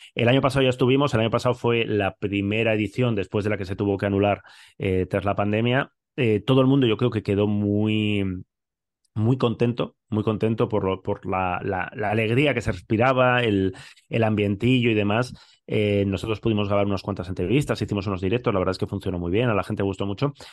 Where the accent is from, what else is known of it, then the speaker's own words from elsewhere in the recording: Bilbao, Basque Country, Spain; yo soy de Bilbao